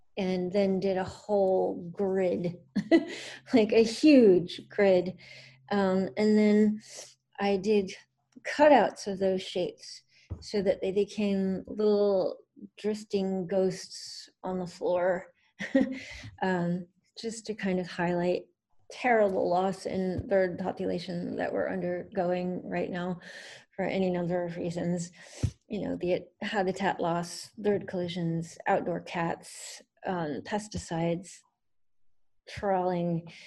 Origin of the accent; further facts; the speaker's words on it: Northern Virginia, United States; moved away as an adult; now in Baltimore, United States; I grew up in Northern Virginia, uh, but I've been living in Baltimore for almost 18 years